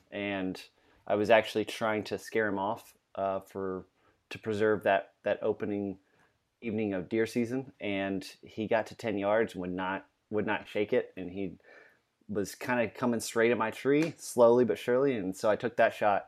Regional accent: Louisiana, United States; now in Virginia, United States; We're both from Louisiana

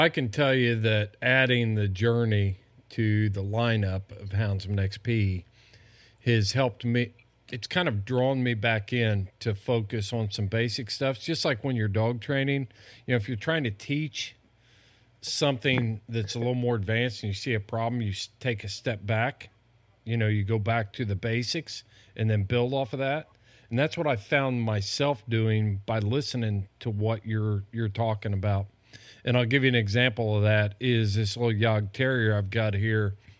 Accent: Indiana, United States; moved away; I'm, I'm from Indiana

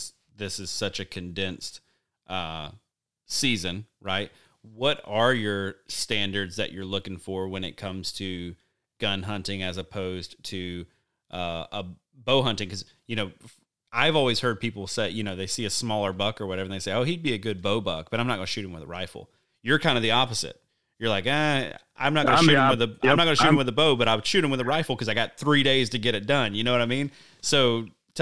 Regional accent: Alabama, United States; growing up in Alabama

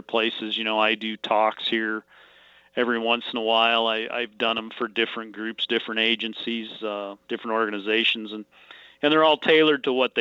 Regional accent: Missoula, Montana, United States; now in Kalispell, United States; I grew up in Missoula, Montana, and then I've been in Kalispell since 1987.

